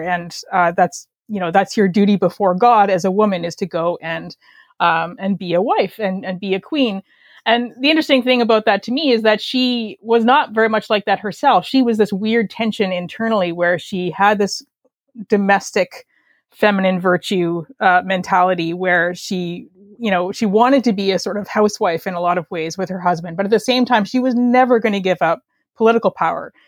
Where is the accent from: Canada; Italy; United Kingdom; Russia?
Canada; accent: Canadian; I am a Canadian writer, as you can probably tell by my accent.